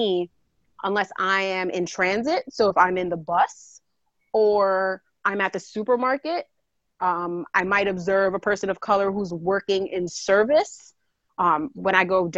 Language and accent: English; New York City, New York, United States; moved away as an adult; I grew up in the South Bronx